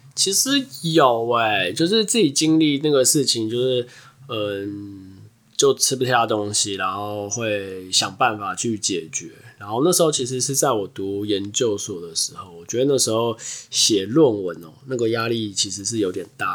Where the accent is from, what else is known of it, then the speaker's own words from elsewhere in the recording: Taiwan; 像我们台湾人还是会跟，先跟亚洲人混在一起